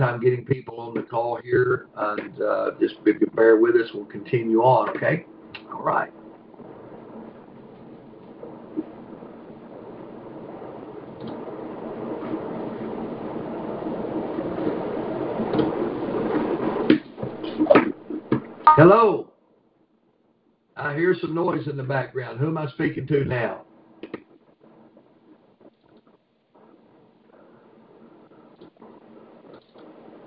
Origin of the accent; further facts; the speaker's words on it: Kentucky, United States; I'm from Country Fried Kentucky